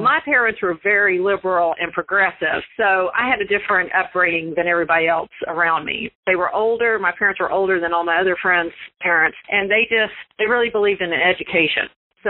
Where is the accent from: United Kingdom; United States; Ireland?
United States; Pine Bluff, Arkansas; also born or lived in Russellville, Arkansas; I was born in Pine Bluff, so South Arkansas.